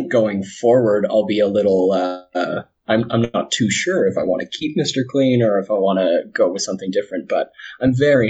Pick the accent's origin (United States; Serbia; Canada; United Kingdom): Canada; Calgary, Alberta; I'm from Calgary, Alberta, so okay. Kind of right above Montana.